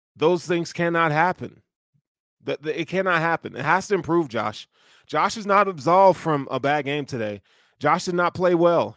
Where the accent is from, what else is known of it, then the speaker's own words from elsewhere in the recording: the South, United States; I'm from the South